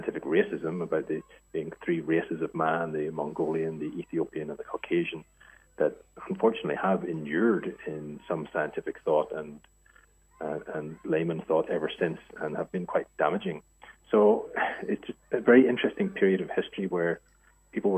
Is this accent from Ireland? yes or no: yes; Ireland; moved away as an adult; also born or lived in France / United States / Asia; now in Australia; I'm obviously Irish and grew up there